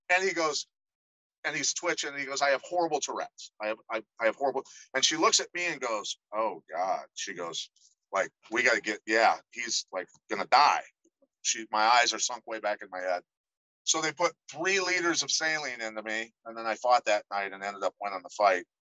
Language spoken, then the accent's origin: English; Iowa, United States; I grew up in Iowa